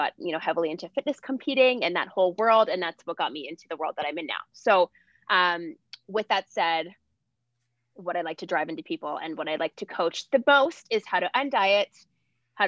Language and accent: English; Ontario, Canada; also born or lived in California / Nashville; now in Calgary, Canada; I'm originally from Ontario. I've lived all over the place, lived in, you know, Cali, Nash, in Calgary now.